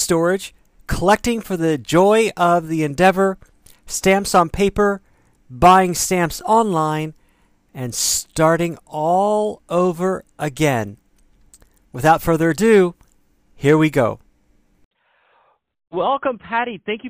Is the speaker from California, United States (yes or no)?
no; Texas, United States; And I grew up in Texas.